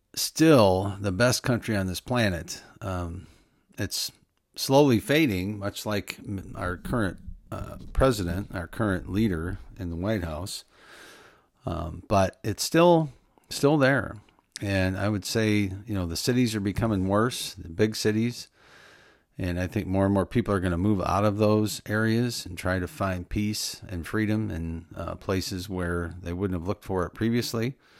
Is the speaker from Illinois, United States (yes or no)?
yes; Illinois, United States; I wish I was born in Wyoming instead of Illinois